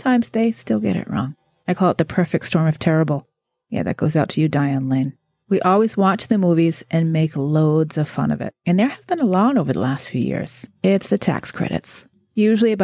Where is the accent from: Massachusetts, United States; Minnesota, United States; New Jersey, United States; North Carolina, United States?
Massachusetts, United States; a small town outside of Boston; I'm from Massachusetts. I grew up in a small town outside of Boston, about 30 miles north